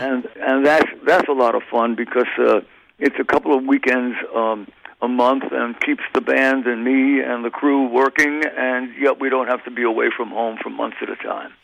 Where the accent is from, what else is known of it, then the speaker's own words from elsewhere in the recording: New York, United States; now in California, United States; I am a New Yorker, even right. though I've lived in California longer than I uh, I, I was uh, in New York, but once you come from New York, you're always a New Yorker